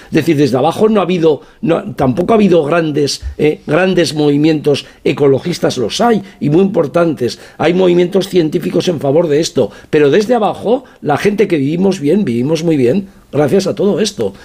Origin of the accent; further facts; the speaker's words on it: province of Teruel, Aragon, Spain; vengo de la provincia de Teruel